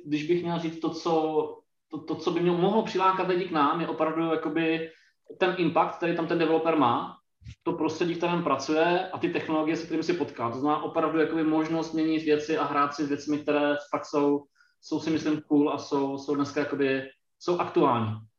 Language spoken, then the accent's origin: Czech; Brno, South Moravian Region, Czechia; Já, já sám sedím fyzicky teď v Brně a vlastně jsem, jsem z Brna